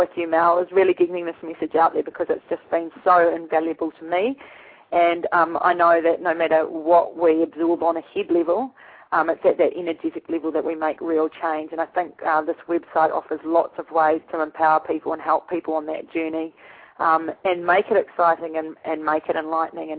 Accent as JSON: {"language": "English", "country": "New Zealand", "tie": "born or raised there", "moved": "yes", "said": "I'm from New Zealand originally, and I was brought up with frozen toes and frozen fingers"}